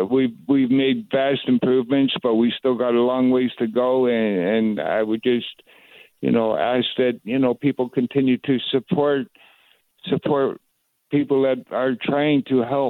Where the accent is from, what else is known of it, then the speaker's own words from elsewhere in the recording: Canada; as a Canadian, I'm proud to have them as part of my community